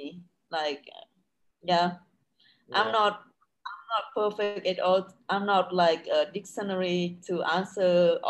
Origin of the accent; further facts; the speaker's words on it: Quang Binh, Vietnam; English is a second language; I have never been there, but I want to go there one day because it's my hometown.